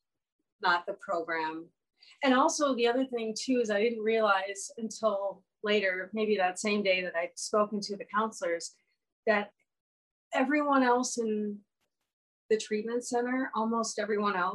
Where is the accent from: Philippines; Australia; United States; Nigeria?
United States; Minnesota; moved away as an adult; also born or lived in San Francisco; I came home to Minnesota